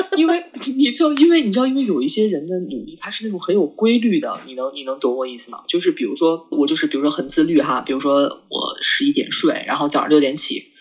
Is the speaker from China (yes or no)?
yes; China; 我中国人这，这思想